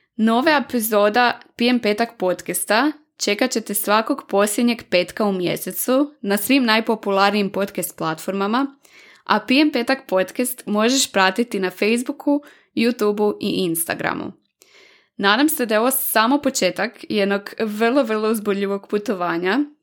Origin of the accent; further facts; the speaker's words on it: Varaždin, Varaždin County, Croatia; moved away as an adult; now in Zagreb, Croatia; dolazim iz Varaždina i već 8 godina od početka fakulteta živim i radim u Zagrebu